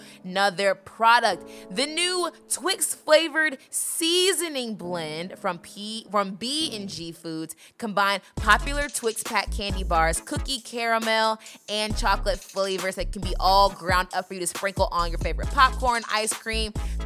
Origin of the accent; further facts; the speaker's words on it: Atlanta, Georgia, United States; we're from Atlanta